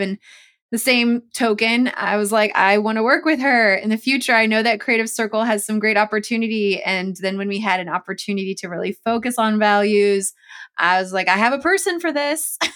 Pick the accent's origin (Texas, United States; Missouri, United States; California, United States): California, United States; Chula Vista; I'm being from San Diego